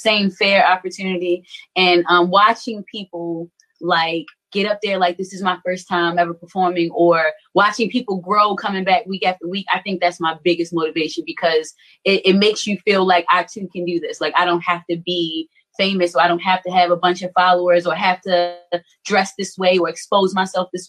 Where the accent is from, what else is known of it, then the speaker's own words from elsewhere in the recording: Baltimore, Maryland, United States; also born or lived in St. Paul, Minnesota; originally I'm from St. Paul, Minnesota, but I did grow up in Baltimore. I moved to Baltimore when I was about 7 years old and grew up West Side Park Heights.